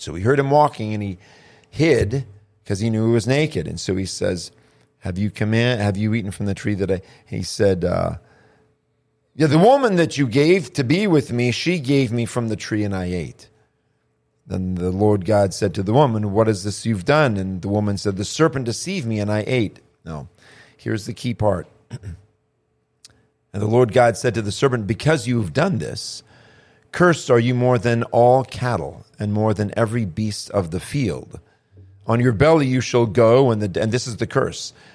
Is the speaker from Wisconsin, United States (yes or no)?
no; Annapolis, Maryland, United States; my mother lived at her mother's house when I was born up in Annapolis, Maryland